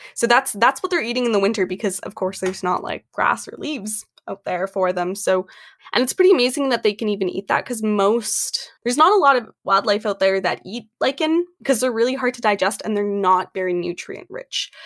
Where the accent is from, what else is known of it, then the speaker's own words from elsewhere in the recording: Canada; also born or lived in Edmonton, Alberta; I am from Canada